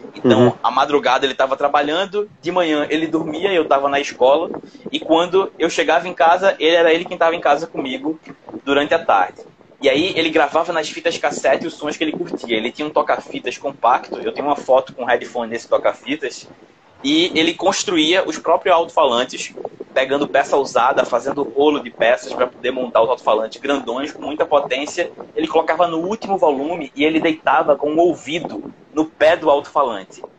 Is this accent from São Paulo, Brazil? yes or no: no; Cabo de Santo Agostinho, Pernambuco, Brazil; eu sou do Cabo, nasci e cresci no Cabo